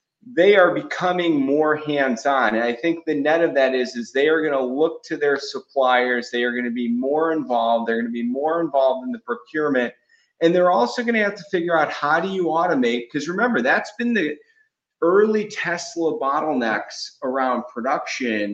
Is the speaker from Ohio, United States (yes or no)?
yes; Cleveland, Ohio, United States; I grew up in Cleveland